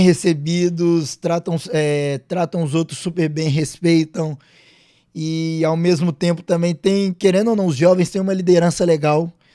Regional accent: Minas Gerais, Brazil; moved away; eu sou de Minas, cresci atleticano

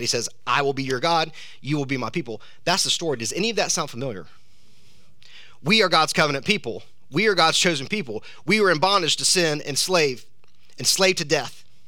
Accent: South Georgia, United States; I'm from South Georgia

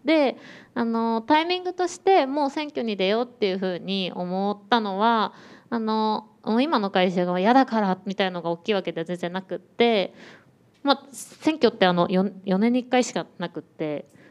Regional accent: Tokyo, Japan; 私も東京生まれ東京育ちで

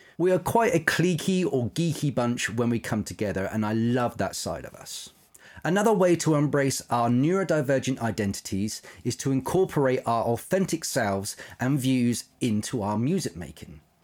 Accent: Isle of Wight, South East England, United Kingdom; moved away; I grew up on the Isle of Wight

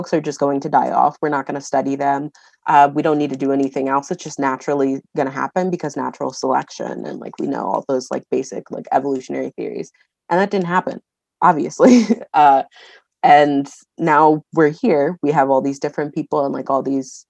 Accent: Battle Creek, Michigan, United States; you'll see my hometown

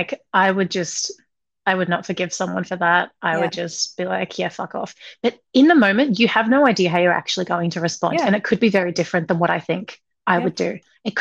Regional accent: Australia; I grew up in Australia

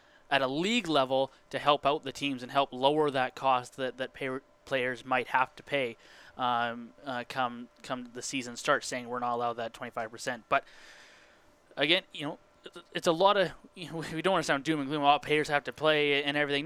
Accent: Penticton, British Columbia, Canada; growing up in Penticton

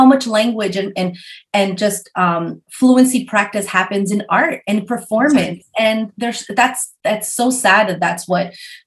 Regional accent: New York, United States; English is a second language; also born or lived in Chile; I came from Chile when I was 5 and came with my mom to New York. And I was enrolled in a school in Queens

